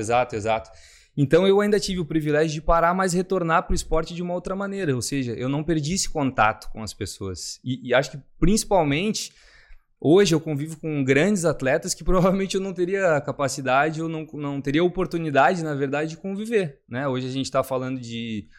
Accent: Rio Grande do Sul, Brazil; moved away as an adult; now in Balneário Camboriú, Brazil; eu sou natural do Rio Grande do Sul

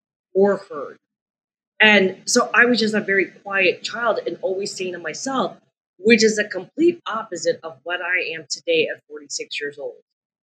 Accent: Brampton, Ontario, Canada; also born or lived in Toronto; now in New York City, United States; But when I grew up in Brampton, Ontario, I was born in Toronto. We moved to the suburbs 5 years later. We grew up in a very Italian neighborhood.

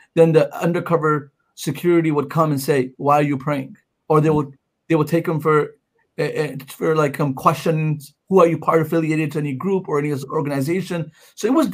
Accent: Pakistan; moved away; I'm brown and I'm from Pakistan

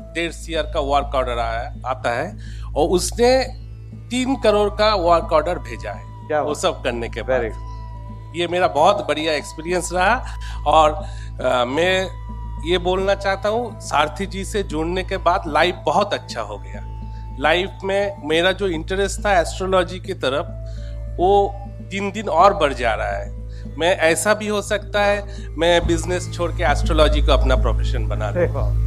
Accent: Kolkata, West Bengal, India; मैं कलकत्ता से हूँ

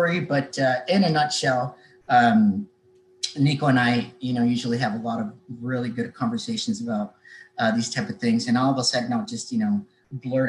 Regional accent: Mexico; moved away; I grew up in Mexico

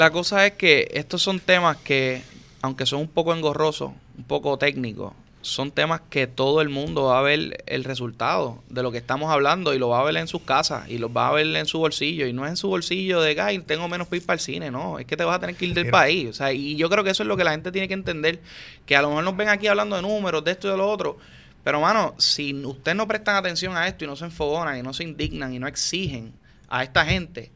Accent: Puerto Rico; como puertorriqueño

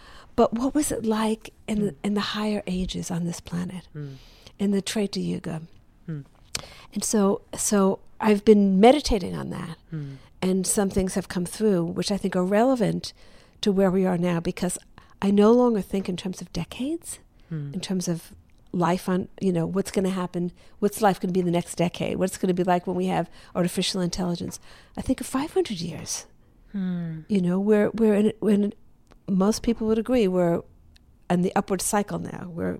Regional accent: the American South, United States; born there

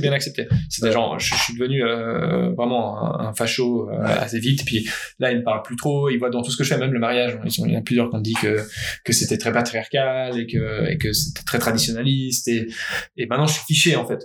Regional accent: Geneva, Switzerland; je suis né à Genève

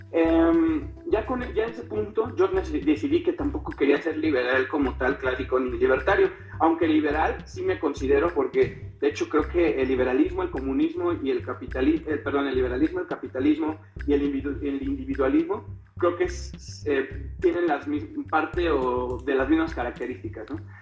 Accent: Salamanca, Guanajuato, Mexico; now in San Miguel de Allende, Mexico; soy de, de Salamanca, Guanajuato, originario, pero ahorita estoy viviendo en San Miguel de Allende

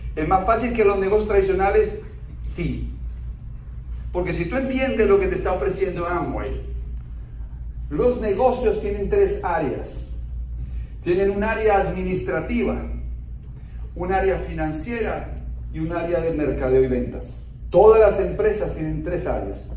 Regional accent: Bogotá, Colombia; Yo soy colombiano, nací en Bogotá, soy un bogotano de clase media

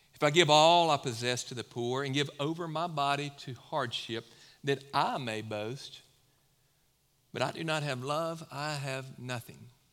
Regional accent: Mississippi, United States; now in Low Country, South Carolina, United States; I come from Mississippi.

